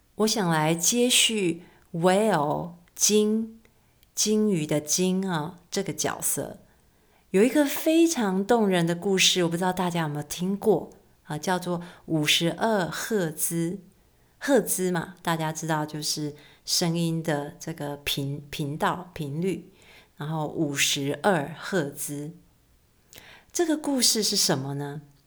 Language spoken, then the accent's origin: Chinese; Keelung, Taiwan; moved away as an adult; also born or lived in Hsinchu; 我出生在基隆，所以对于海，海港非常地熟悉。从小呢，看见海好像是一件稀松平常的事情，一直到长大到外地念书了